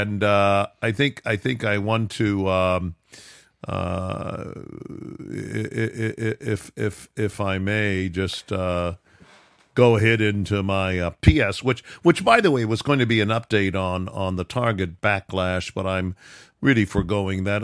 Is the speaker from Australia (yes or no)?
no; Midwest, United States; I was brought up in the Midwest